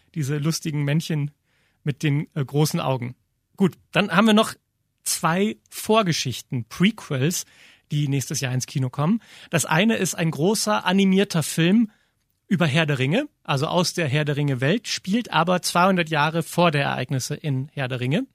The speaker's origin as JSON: {"language": "German", "country": "Germany", "said": "bei uns in Deutschland"}